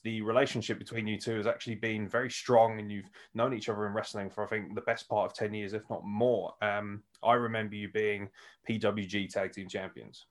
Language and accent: English; United Kingdom; as a Brit